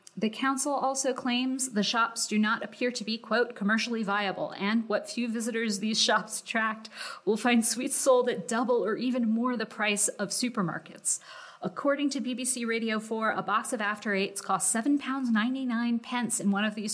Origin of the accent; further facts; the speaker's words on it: United States; as an American